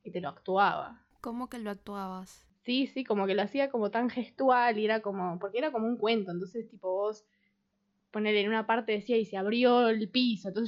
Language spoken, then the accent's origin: Spanish; Buenos Aires, Argentina; Yo soy de Buenos Aires y vivo en Buenos Aires y todo en Buenos Aires.